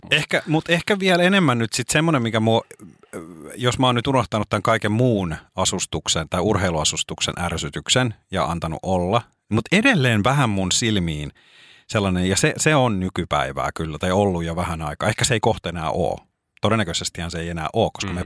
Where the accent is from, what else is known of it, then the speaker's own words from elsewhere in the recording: Espoo, Uusimaa, Finland; jossain vaiheessa nuorempana oli tietyn, meillä päin niin sanotusti, niin oli tietynlainen tyyli